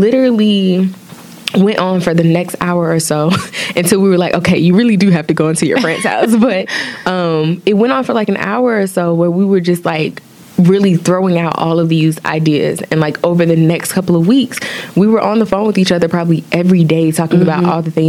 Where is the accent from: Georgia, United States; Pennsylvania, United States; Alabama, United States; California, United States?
Alabama, United States; Opelika; now in New York City, United States; I'm from Opelika, Alabama, and I currently live in New York City.